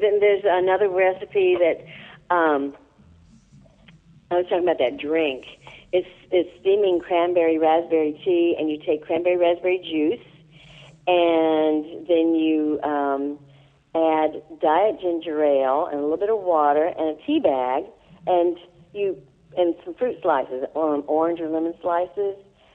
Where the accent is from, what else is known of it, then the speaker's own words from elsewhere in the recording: Illinois, United States; moved away; I'm from Illinois originally, so I didn't have grits growing up